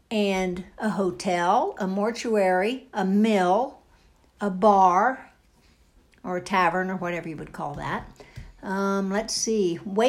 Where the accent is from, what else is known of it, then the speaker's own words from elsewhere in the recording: Young America, United States; I was born in Young America